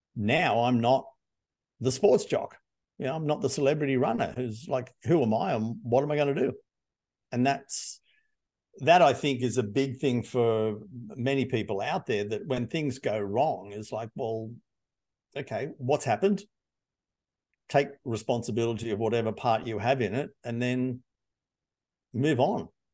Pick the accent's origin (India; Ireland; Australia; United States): Australia; Hunter Valley, New South Wales; I grew up in the Hunter Valley